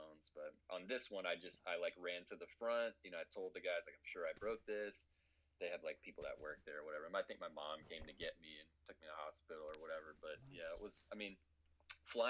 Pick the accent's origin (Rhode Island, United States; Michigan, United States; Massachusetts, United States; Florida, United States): Florida, United States; Tampa; I grew up in Tampa, Florida, and there's a big skate park there called the Skate Park of Tampa